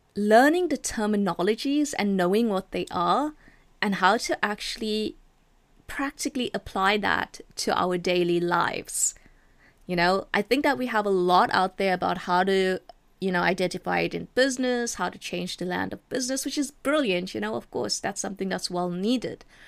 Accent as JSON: {"language": "English", "town": "Durban", "region": "KwaZulu-Natal", "country": "South Africa", "tie": "born or raised there", "said": "I was born in a small city called Durban. Uh, I was brought up in Durban. I was raised there."}